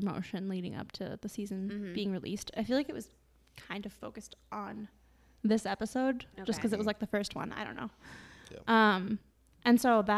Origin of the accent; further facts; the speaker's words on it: Minnesota, United States; fellow Minnesotans